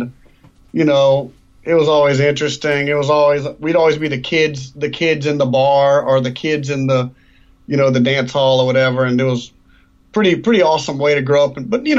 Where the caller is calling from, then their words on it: Arnaudville, Louisiana, United States; also born or lived in New York City; I'm calling you from Arnoville, Louisiana, way out in the country.